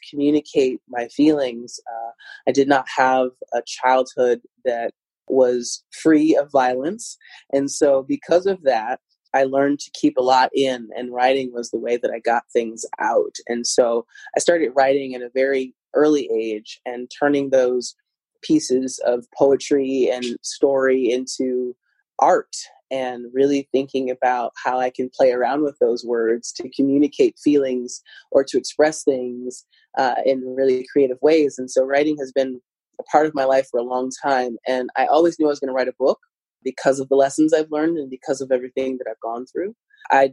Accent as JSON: {"language": "English", "region": "Midwest", "country": "United States", "tie": "born or raised there", "said": "I grew up in the Midwest. I'm Midwesterner at heart."}